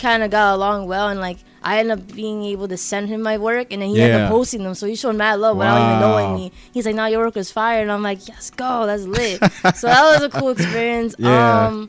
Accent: New York, United States; I'm just from New York.

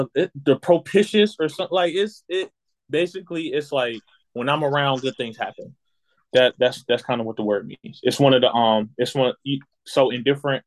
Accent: the South, United States; also born or lived in Boston, Massachusetts; now in South Carolina, United States; I grew up in the South

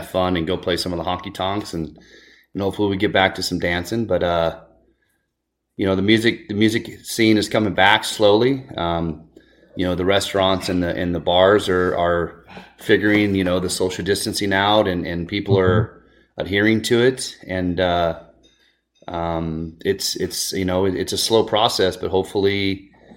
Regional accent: Pinetop-Lakeside, Arizona, United States; Brooke is a friend of mine that I grew up with in Pine Top Lakeside. We are high school friends

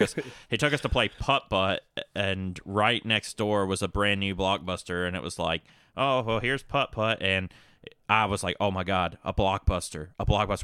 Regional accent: Hillsville, Virginia, United States; also born or lived in Galax, Virginia; I was born in Galax, Virginia, grew up in Hillsville, Virginia

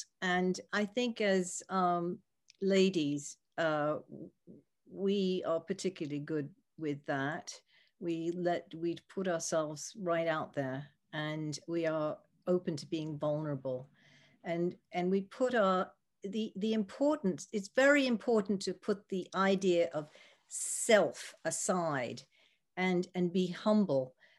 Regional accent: United States; also born or lived in United Kingdom; I was trained in the UK. I am American, and in my early career, I decided I wanted to try to work in the US. So I came back

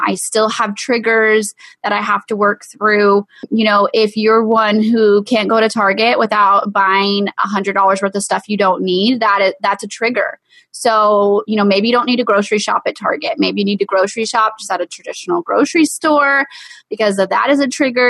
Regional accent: East Texas, United States; we're from East Texas

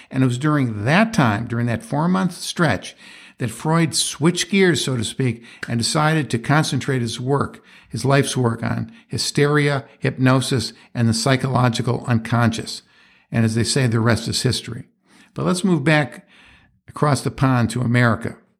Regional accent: Rochester, New York, United States; my hometown of Rochester

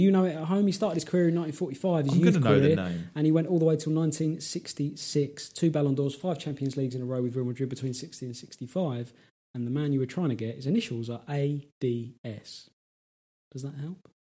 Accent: England, United Kingdom; as an Englishman.

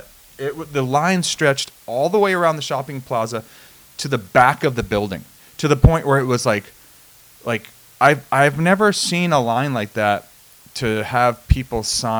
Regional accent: New England, United States; moved away; Growing up in New England

